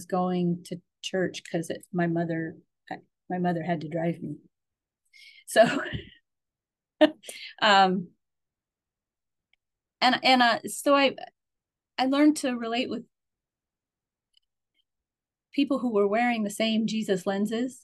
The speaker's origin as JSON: {"language": "English", "region": "Alabama", "country": "United States", "also_born_or_lived": "Troy, New York", "moved": "as an adult", "lives_now": "Endicott, United States", "said": "I'm from Alabama. Women aren't preachers."}